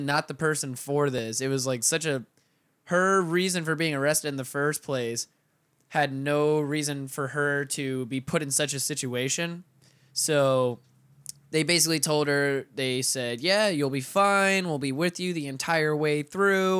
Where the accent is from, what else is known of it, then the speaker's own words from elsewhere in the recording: Pensacola, Florida, United States; Those are the only people I grew up with in Pensacola